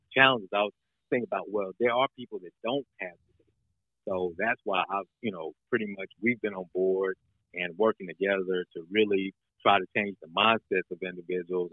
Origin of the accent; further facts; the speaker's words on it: North Carolina, United States; now in Aiken County, South Carolina, United States; I grew up in North Carolina